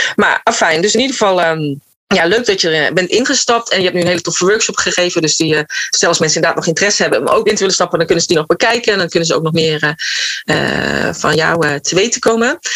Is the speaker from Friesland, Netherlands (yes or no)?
no; North Brabant, Netherlands; moved away; ik kom uit Brabant, waar je bijna elk weekend wel een verjaardag hebt